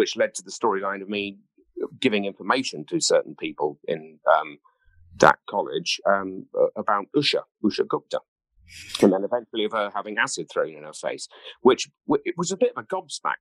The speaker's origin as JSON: {"language": "English", "town": "Ringwood", "region": "South East England", "country": "United Kingdom", "said": "I come from the south of England. I come from Hampshire, a place called Ringwood."}